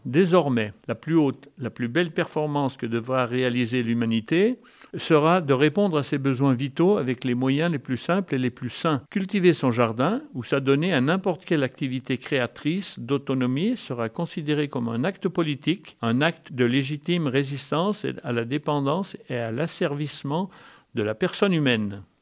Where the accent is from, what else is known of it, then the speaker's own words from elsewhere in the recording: near Thoiry, Savoie, Auvergne-Rhône-Alpes, France; moved away; je suis né à Yon-le-Vieux, à 10 km en dessus, là, et maintenant j'habite Thoiry